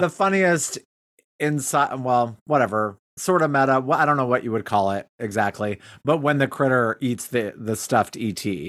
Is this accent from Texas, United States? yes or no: no; Cody, Wyoming, United States; moved away; also born or lived in Chicago, Illinois; this restaurant I worked at in Cody, Wyoming, after I moved home from Chicago